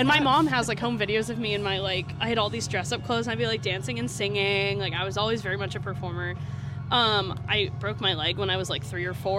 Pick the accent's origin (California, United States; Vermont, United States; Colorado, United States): Vermont, United States; There's an opera house in my hometown. Mm-hmm. It's technically a city. It's like the smallest city in Vermont.